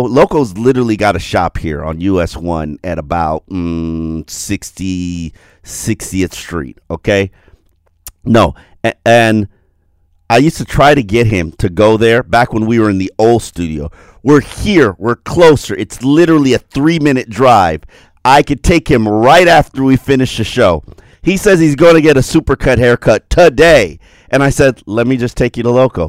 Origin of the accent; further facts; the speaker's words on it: Jamaica; also born or lived in Brickell, Miami; I'm Jamaican